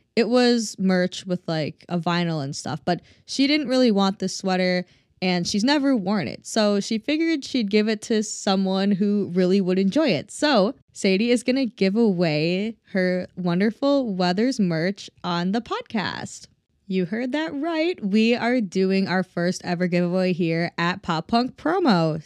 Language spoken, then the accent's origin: English; Minnesota, United States; I'm from Minnesota originally